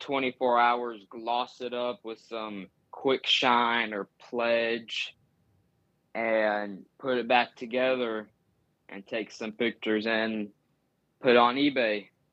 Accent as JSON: {"language": "English", "region": "Tennessee", "country": "United States", "said": "I'm from Tennessee and I, I live, like, thirty, twenty, twenty to thirty minutes from their racing shop"}